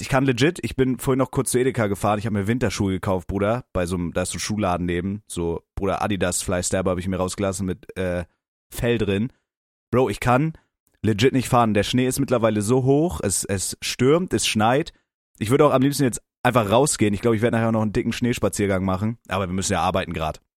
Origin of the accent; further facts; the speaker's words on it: near Kiel, Schleswig-Holstein, Germany; ich komme ja aus Schleswig-Holstein, so ja. Umgebung Kiel